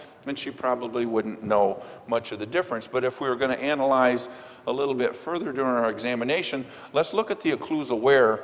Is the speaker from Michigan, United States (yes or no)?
yes; Michigan, United States; I'm from Michigan